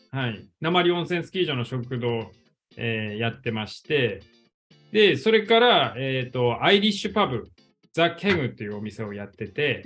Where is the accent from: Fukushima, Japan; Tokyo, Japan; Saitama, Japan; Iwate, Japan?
Iwate, Japan; Hanamaki; 生まれも育ちも花巻で